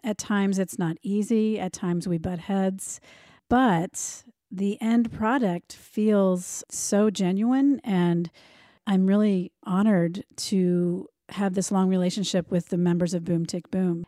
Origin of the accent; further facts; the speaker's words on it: United States; I grew up outside of Washington, D C